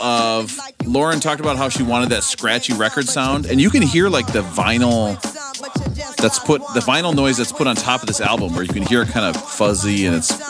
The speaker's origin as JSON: {"language": "English", "region": "Minnesota", "country": "United States", "tie": "born or raised there", "said": "somebody who was growing up in Minnesota as a huge"}